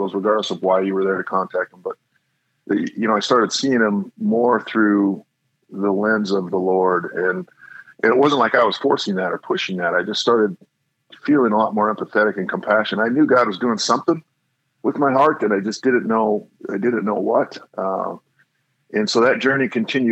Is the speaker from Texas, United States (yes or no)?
no; Kodiak, Alaska, United States; moved away; I grew up, predominantly spent my time growing up in Alaska, actually, Kodiak, Alaska